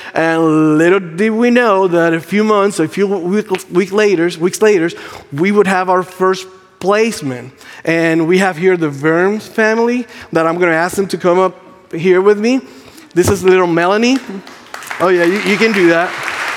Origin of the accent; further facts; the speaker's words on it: Puerto Rico; English is a second language; moved away; English is not my first language. Um, I'm Puerto Rican.